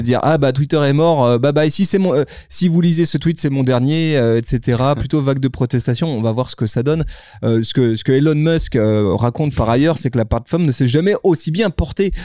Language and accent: French; France; chez nous en France